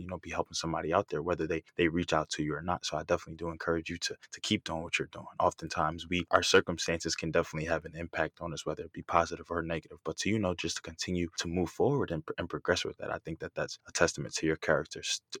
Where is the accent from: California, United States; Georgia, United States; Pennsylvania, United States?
Pennsylvania, United States; Philadelphia; also born or lived in Bronx, New York; I was raised in Philadelphia. I left when I was 2